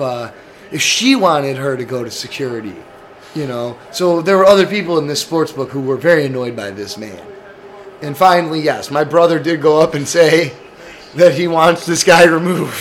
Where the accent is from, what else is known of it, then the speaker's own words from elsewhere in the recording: Chicago, Illinois, United States; we're from Chicago, so we're Bears fans.